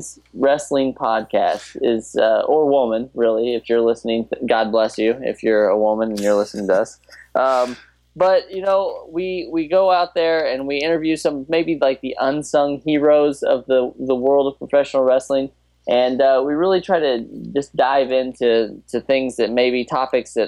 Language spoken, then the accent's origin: English; Indiana, United States; now in Connecticut, United States; I'm from Indiana